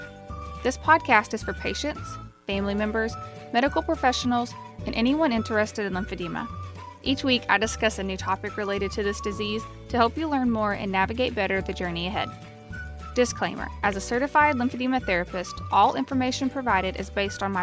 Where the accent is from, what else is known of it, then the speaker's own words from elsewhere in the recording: the South, United States; I'm from the South